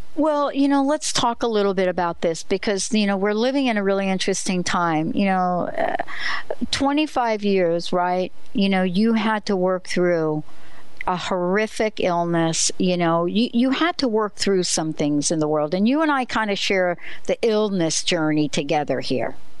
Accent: New Jersey, United States; I'm from New Jersey

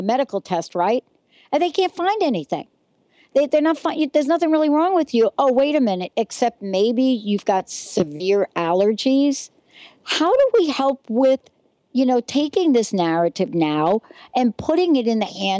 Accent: East Coast, United States; moved away; also born or lived in New Jersey; I grew up on the East Coast.

